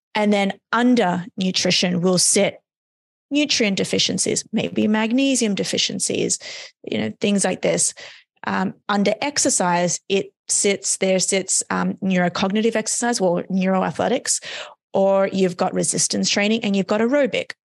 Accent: Australia; moved away as an adult; now in United States; I'm from Australia, um, So, I was living in Australia at the time

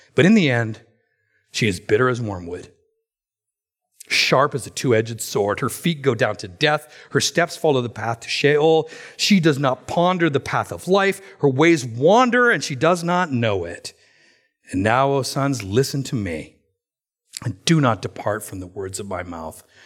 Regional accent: Alberta, Canada; Now, I'm from Alberta.

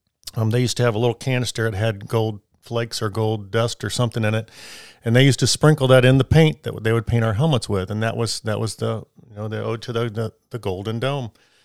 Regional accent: Illinois, United States; you know, I grew up in Illinois, and we had a soccer goal in our set.

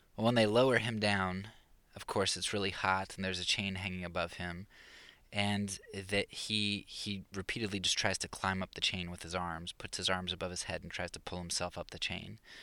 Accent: Pennsylvania, United States; moved away; I was from Pennsylvania

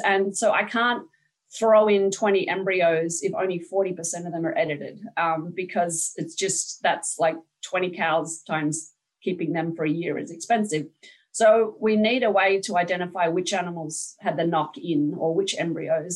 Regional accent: Australia; now in United States; I'm not Dutch, I'm Australian

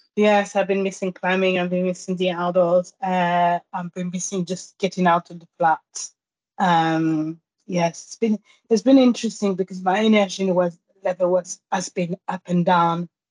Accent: Guadeloupe; English is a second language; also born or lived in Pointe-à-Pitre, Guadeloupe / Paris, France / Germany; now in London, United Kingdom; I grew up in a small island called Marie Galante, and I lived there with my grandparents.

